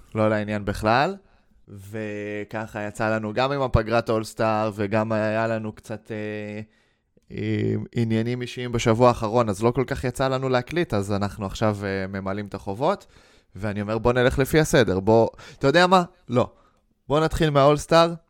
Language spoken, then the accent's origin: Hebrew; Israel; בתור ישראלים